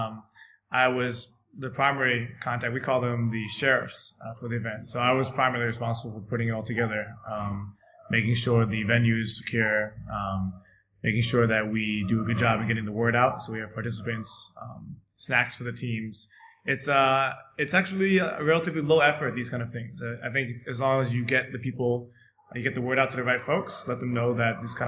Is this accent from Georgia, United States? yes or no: no; San Francisco, California, United States; moved away as an adult; also born or lived in Dalian, China; now in Shanghai, China; I come from San Francisco, California, and I've been in China for about 2 years.